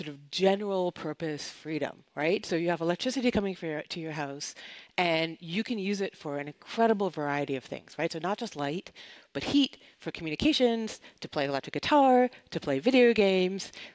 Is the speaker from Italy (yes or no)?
no; Canada; moved away; I'm originally from Canada